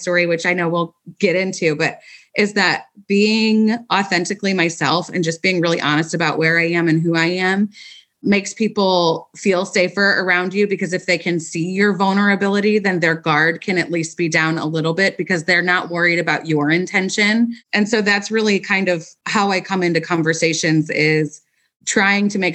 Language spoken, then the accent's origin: English; St. Louis, Missouri, United States; also born or lived in Springfield, Missouri; I've been born and raised in St. Louis